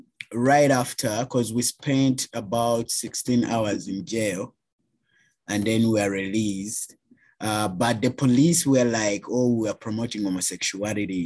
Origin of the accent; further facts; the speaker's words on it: Uganda; moved away as an adult; now in Canada; Black trans man from Uganda, born and raised in Uganda, migrated to Canada 2016, August.